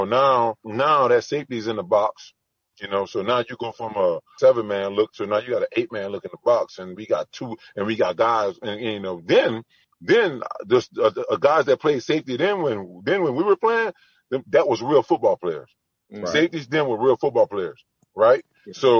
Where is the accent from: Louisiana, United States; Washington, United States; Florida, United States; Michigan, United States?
Louisiana, United States; I'm from Louisiana.